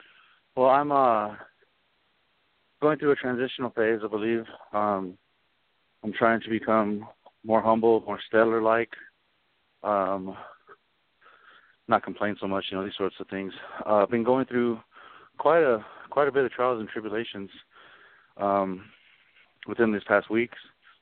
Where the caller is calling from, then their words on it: Colorado Springs, Colorado, United States; I'm calling from Colorado Springs, Colorado.